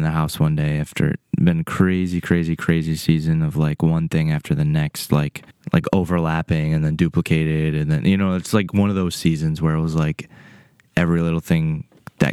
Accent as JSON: {"language": "English", "country": "United States", "said": "as American Christians"}